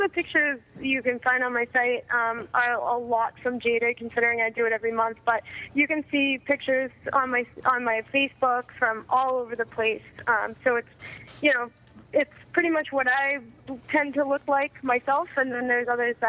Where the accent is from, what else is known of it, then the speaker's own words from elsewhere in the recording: Boston, Massachusetts, United States; also born or lived in New England / South Shore, Massachusetts; I'm originally from the Boston area. I've been all around New England, and now I'm down in the South Shore, which I actually love a lot.